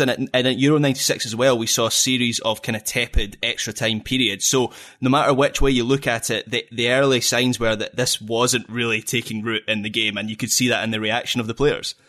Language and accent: English; Scotland, United Kingdom; I'm Scottish